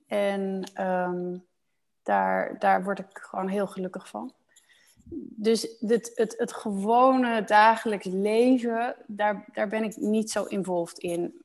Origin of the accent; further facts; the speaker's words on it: Netherlands; moved away as an adult; also born or lived in Osnabrück, Germany / Heidelberg, Germany; now in Germany; Ik ben als Nederlander opgegroeid in dat Nederlandse reissysteem